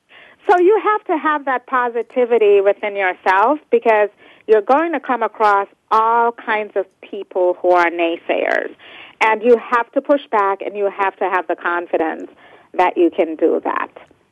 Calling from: New York City, New York, United States; I'm also calling from home, working from home today in Brooklyn, New York.

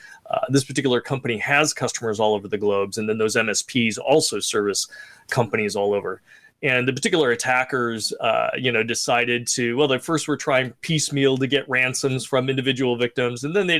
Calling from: California, United States; From sunny California. It's nice and warm out here.

